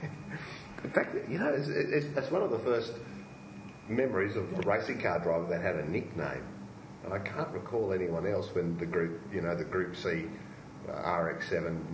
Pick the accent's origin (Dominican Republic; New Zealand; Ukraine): New Zealand; I'm a New Zealander